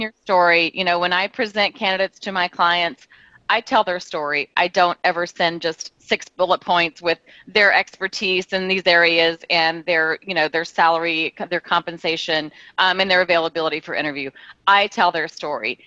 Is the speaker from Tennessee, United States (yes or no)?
yes; Tennessee, United States; moved away as an adult; also born or lived in Louisiana / Texas; now in San Diego, United States; I was born in Louisiana, grew up in Tennessee, yeah. moved to San Diego when I was 19